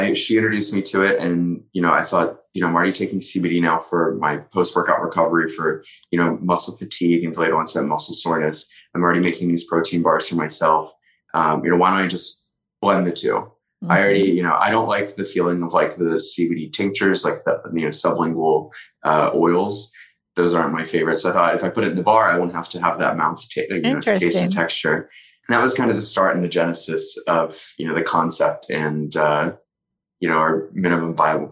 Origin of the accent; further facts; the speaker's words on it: Frederick County, Maryland, United States; now in Los Angeles, United States; I'm from rural Maryland originally. So for anyone from the DMV, I'm from Frederick County.